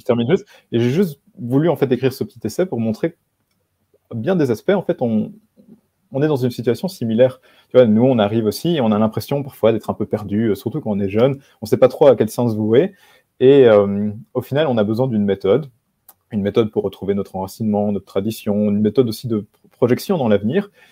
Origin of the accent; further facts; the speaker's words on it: Belgium; moved away as an adult; now in Warsaw, Poland; j'habite enfin, j'ai habité en Belgique, je suis belge, j'ai 26 ans, je suis à Varsovie maintenant